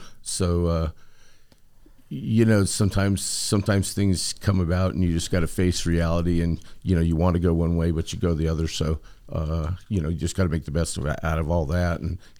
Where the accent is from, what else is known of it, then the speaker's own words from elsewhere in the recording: San Diego, California, United States; from San Diego, California, and crew chief of the 43 car.